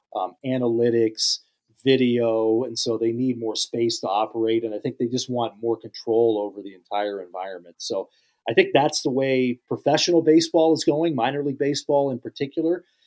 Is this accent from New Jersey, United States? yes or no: no; Western Pennsylvania, United States; I grew up in Western P